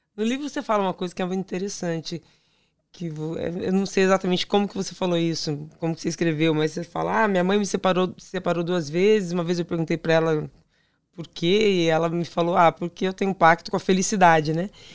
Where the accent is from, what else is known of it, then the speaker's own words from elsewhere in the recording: São Paulo, Brazil; sou de São Paulo, capital